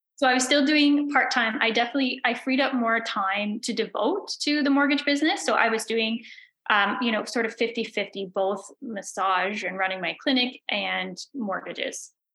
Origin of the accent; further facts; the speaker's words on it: Belleville, Ontario, Canada; now in Prince Edward County, Canada; I grew up in Belleville in Ontario. I now live in Prince Edward County